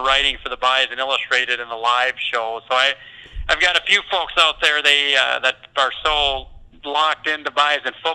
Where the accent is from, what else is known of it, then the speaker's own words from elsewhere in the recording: North Dakota, United States; born and raised in North Dakota